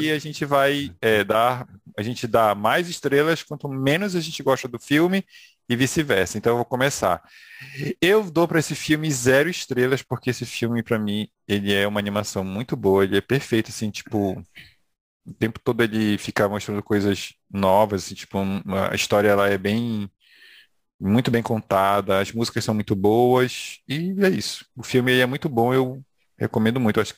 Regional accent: Brazil; ali que aparece que a gente como brasileiro se identifica.

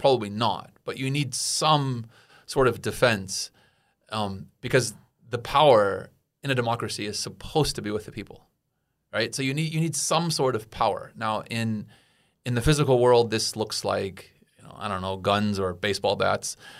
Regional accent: United States; as an American

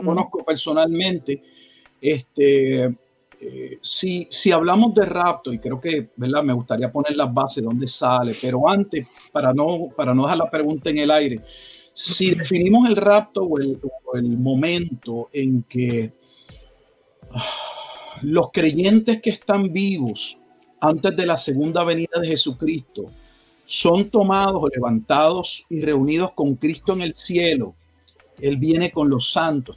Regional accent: Puerto Rico; moved away as an adult; also born or lived in Texas; now in Haltom City, United States; Nací en Puerto Rico

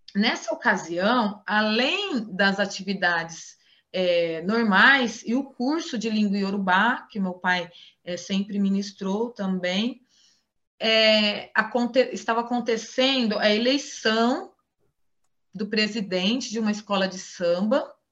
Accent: Ribeirão Preto, São Paulo, Brazil; born or raised there

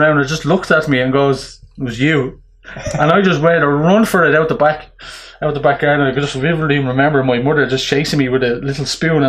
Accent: Dublin, Leinster, Ireland; moved away as an adult; now in Drogheda, Ireland; I'm from Ballyfermot at Dublin

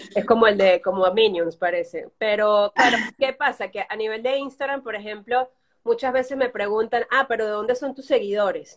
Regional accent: Venezuela; moved away as an adult; now in Barcelona, Spain

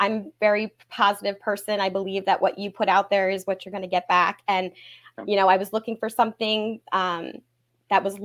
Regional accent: Pottstown, Pennsylvania, United States; I was born and raised in Pottstown

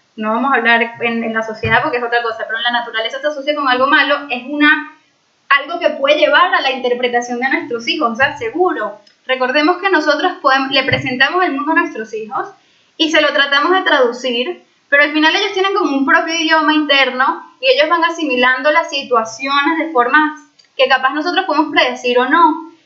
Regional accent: Venezuela; moved away; soy de Venezuela

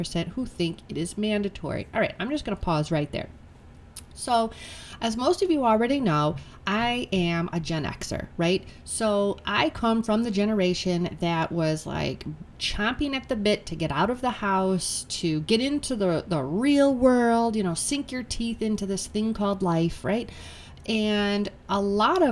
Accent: United States

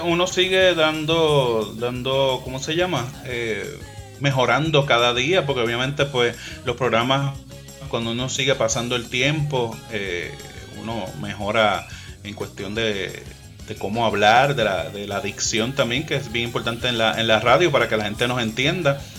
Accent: Puerto Rico; yo soy de Calle

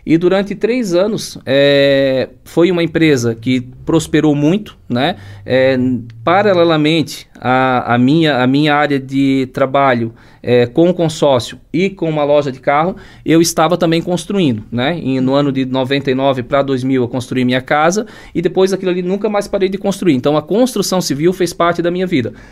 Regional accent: Blumenau, Santa Catarina, Brazil; meus pais eram do interior, eu nasci em Blumenau, Blumenau, mas um ano a gente morou no interior, então trabalhei um ano lá com eles estudando, né? Depois retornamos para Blumenau

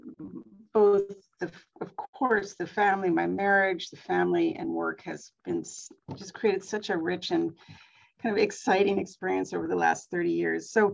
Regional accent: Pennsylvania, United States; I grew up in Pennsylvania on a farm

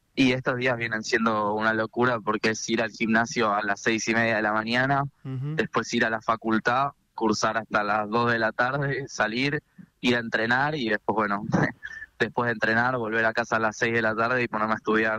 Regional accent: San Isidro, Buenos Aires Province, Argentina; nací en San Isidro y entrenamos siempre por acá y los dos, los dos somos de San Isidro

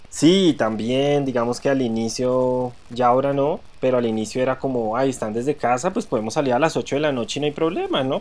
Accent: Granada, Colombia; born or raised there; now in Bogotá, Colombia

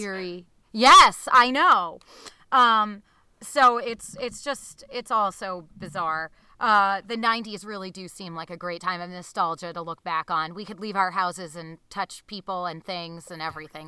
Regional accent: Newton, Massachusetts, United States; I grew up in a suburb of Boston. I grew up in Newton, Massachusetts.

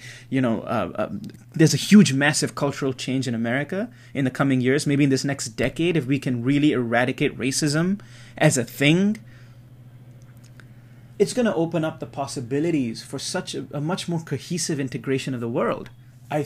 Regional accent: Singapore; growing up in Singapore, that's so small

